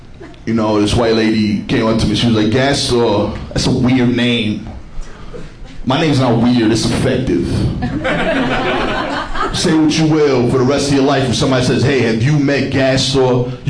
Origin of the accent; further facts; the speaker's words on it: Brooklyn, New York, United States; I'm from East New York, Brooklyn. That is not the appropriate response. For those of you that haven't been to East New York before, keep it that way.